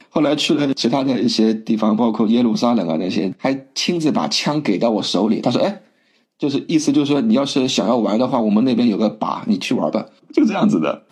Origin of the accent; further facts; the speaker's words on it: Shanghai, China; moved away as an adult; 我是出生在上海的